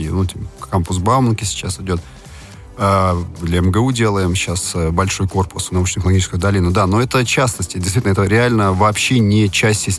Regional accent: Moscow, Russia; Я родился в Москве, вырос в Москве, да, я коренной Москвы. Мои родители тоже здесь родились, то есть даже не в первом поколении

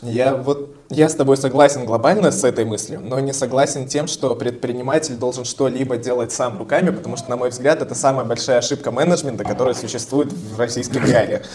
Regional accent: Belarus; я тоже белорус

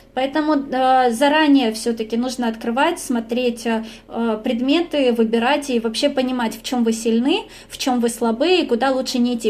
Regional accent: Russia; moved away as an adult; also born or lived in Rome, Italy; now in Stuttgart, Germany; я из России

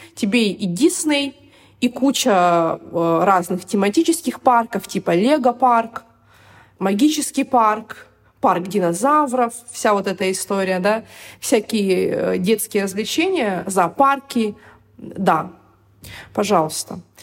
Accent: Irkutsk, Irkutsk Oblast, Russia; moved away as an adult; also born or lived in Moscow, Russia; now in Dubai, United Arab Emirates; я приехала из Иркутска, кстати, да, я забыла сказать, я родилась в Иркутске, в Сибири

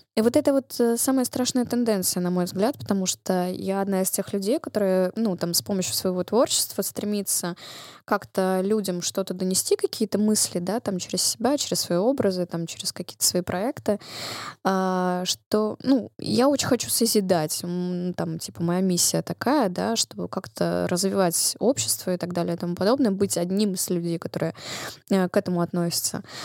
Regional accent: Russia; я выросла и родилась в России

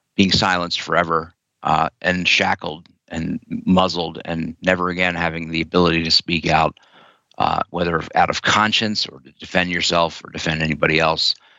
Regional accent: Wilmington, Delaware, United States; moved away; I was uh, passing through Wilmington, Delaware, my my hometown

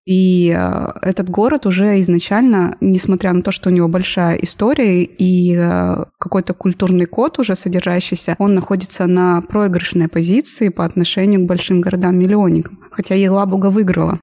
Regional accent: Chelyabinsk, Chelyabinsk Oblast, Russia; я из Челябинска, живу здесь 20 лет

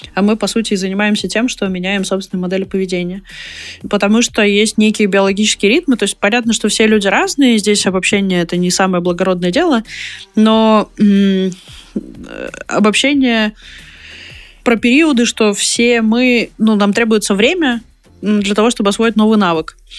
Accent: Perm Krai, Russia; moved away; я сама из Пермского края

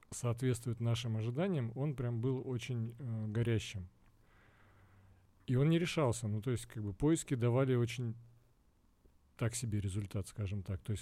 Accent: Russia; moved away; я бывший россиянин, я приехал из России, и э, приехав сюда, я понял, что ну, специалисты есть

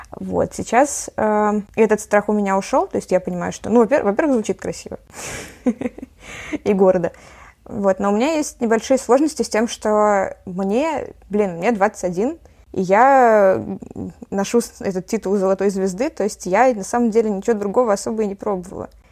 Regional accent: Saint Petersburg, Russia; also born or lived in Kiel, Germany; я э, с пяти лет живу в Питере, вот. А до этого я жила в Германии

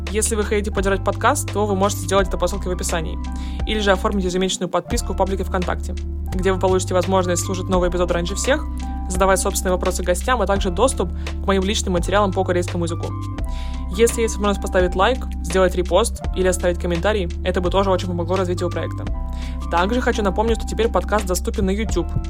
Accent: Russian Far East, Russia; я, я с Дальнего Востока

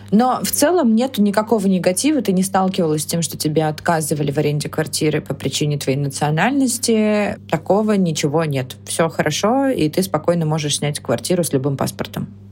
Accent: Russia; Мы в России привыкли к хорошему покрытию и действительно классному быстрому интернету

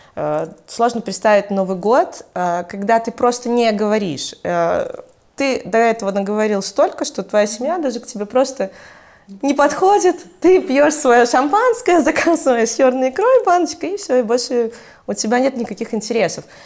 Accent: Mogilev, Mogilev Region, Belarus; also born or lived in Brest Region; Я родилась в Могилеве

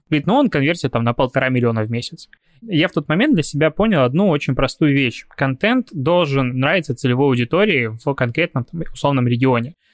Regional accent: Belarus; потому что я привыкший из Беларуси приехал мальчик с карточкой без наличных денег и думал, что везде смогу что-то оплатить

